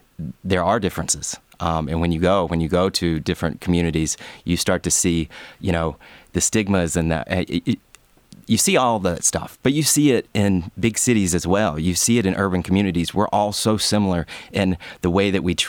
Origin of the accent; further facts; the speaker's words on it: LaGrange, Georgia, United States; growing up, I grew up in LaGrange, and it was an hour south of Atlanta